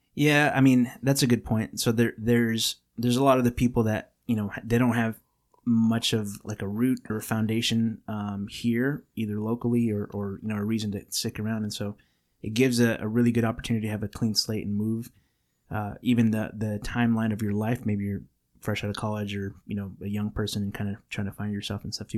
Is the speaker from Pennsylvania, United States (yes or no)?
no; California, United States; we were born in California